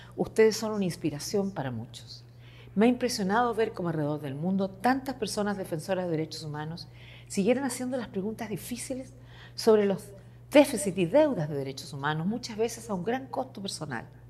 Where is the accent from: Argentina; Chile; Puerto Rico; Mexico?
Chile; moved away; Como muchos chilenos de mi generación, tuve que enfrentarme a un gobierno opresivo